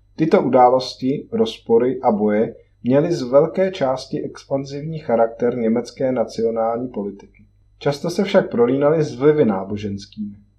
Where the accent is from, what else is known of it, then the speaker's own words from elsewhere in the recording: Sokolov region, Karlovy Vary Region, Czechia; u nás na Sokolovsku